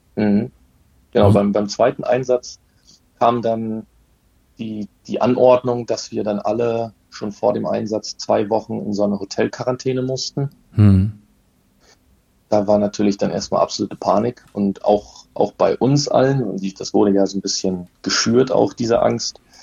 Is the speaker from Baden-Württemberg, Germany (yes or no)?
no; Rügen, Mecklenburg-Vorpommern, Germany; Wir kommen auch beide von der Insel Rügen